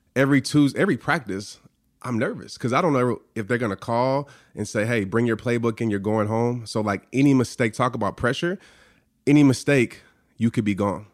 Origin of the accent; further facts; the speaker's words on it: New Orleans, Louisiana, United States; growing up in New Orleans, I stayed across the street from a Saints player